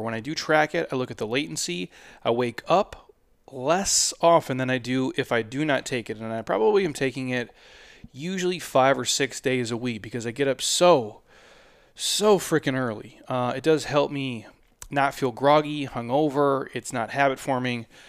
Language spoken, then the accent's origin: English; Midwest, United States; I'm from the Midwest